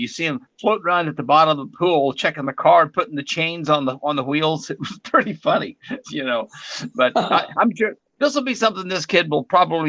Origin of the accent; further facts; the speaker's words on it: Arkansas, United States; my hometown in Arkansas